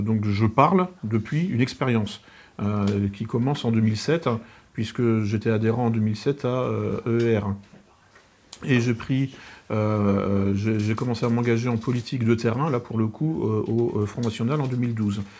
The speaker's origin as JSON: {"language": "French", "country": "France", "said": "en tant que Français"}